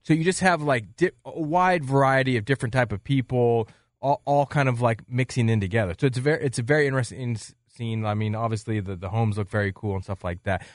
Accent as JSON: {"language": "English", "region": "eastern Washington", "country": "United States", "said": "I'm from, uh, the greatest place on earth either in eastern Washington."}